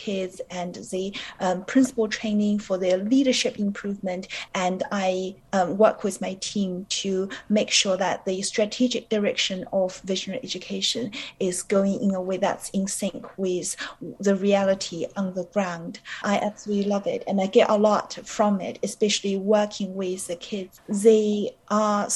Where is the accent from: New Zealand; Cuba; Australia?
New Zealand; moved away as an adult; also born or lived in China; now in London, United Kingdom; I was born in China and I grew up in New Zealand because my family moved there when I was 12 years old